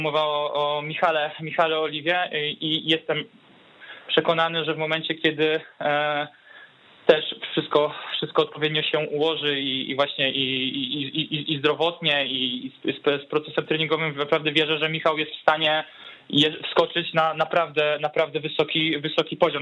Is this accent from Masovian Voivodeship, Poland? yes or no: yes; Warsaw, Masovian Voivodeship, Poland; now in Pomerania, Poland; pochodzę z, z Warszawy, tu się wychowałem